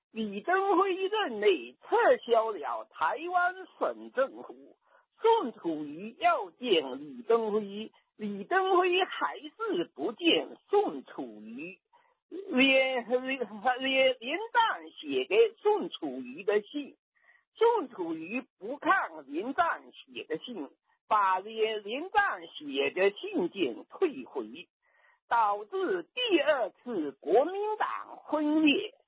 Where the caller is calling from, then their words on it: Fujian, China; 我是从福建打来的。